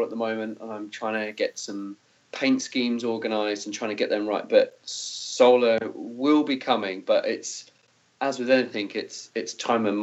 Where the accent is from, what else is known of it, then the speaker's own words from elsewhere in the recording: Peterborough, East of England, United Kingdom; moved away as an adult; also born or lived in New Zealand; I live in a place called Peterborough, which is in England, which is fairly close to Cambridge